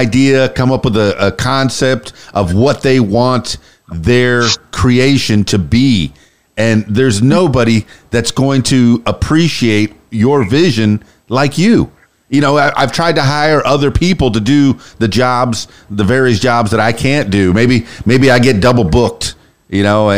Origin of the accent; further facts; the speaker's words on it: Fort Lauderdale, Florida, United States; moved away as an adult; also born or lived in Miami; now in Arkansas, United States; I was born and raised in South Florida, the Florida Keys, but mostly Fort Lauderdale, Miami.